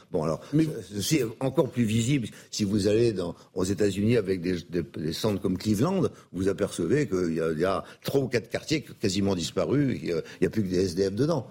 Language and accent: French; Brittany, France; je suis breton